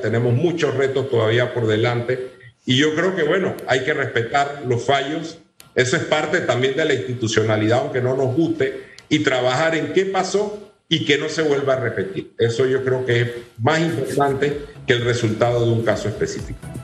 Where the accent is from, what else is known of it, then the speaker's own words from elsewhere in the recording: Panama; desde hace 200 años somos panameños